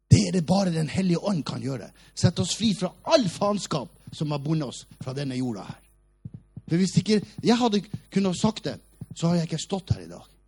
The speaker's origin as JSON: {"language": "Norwegian", "town": "Hammerfest", "region": "Finnmark", "country": "Norway", "tie": "born or raised there", "also_born_or_lived": "Oslo", "moved": "yes", "said": "Vi var det fattigste av de fattige i Hammerfest by, der jeg kommer fra."}